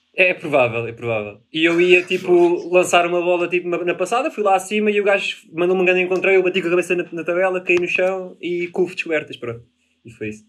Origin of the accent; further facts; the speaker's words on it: Póvoa de Santa Iria, Lisbon, Portugal; tenho 25 anos, venho da Pava Centuria